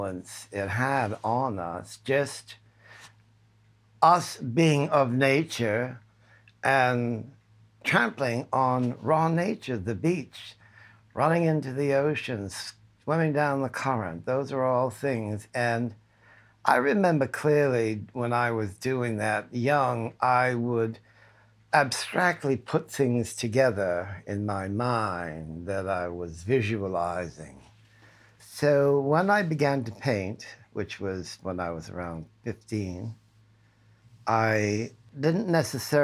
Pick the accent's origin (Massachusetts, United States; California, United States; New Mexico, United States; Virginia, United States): Massachusetts, United States; Saugus; I grew up in Saugus, Massachusetts.